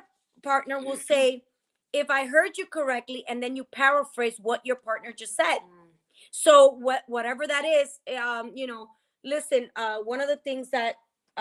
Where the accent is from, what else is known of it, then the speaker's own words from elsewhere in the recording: New Jersey, United States; I'm Dominican or I'm from Jersey